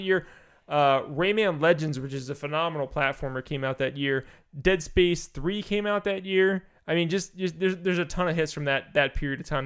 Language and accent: English; East Coast, United States; I'm from the East Coast.